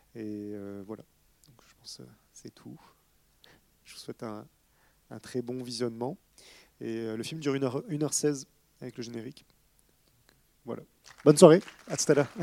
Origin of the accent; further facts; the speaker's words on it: France; moved away; mon pays d'origine